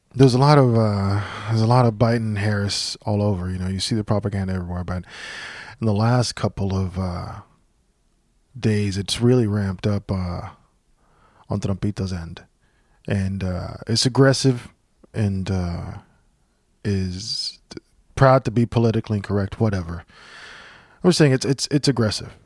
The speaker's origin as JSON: {"language": "English", "country": "Puerto Rico", "tie": "born or raised there", "moved": "yes", "said": "I grew up in Puerto Rico."}